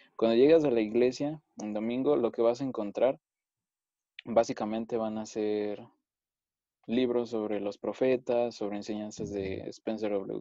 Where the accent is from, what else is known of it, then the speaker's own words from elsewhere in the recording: Mexico City, Mexico; soy de la Ciudad de México, aquí siempre he vivido.